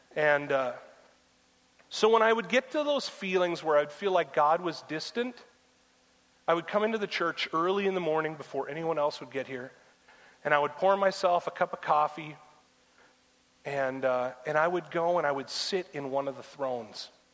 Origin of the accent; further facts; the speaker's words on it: United States; us as American Christians